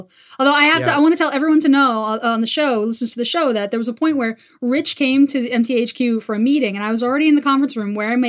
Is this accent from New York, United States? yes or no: yes; New York City, New York, United States; I was born and raised in New York City. I lived here most of my life.